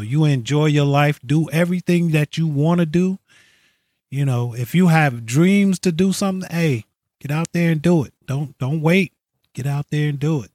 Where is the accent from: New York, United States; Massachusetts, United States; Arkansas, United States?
New York, United States; moved away as an adult; now in California, United States; I'm originally from New York. I've lived in, I've lived in New York most of my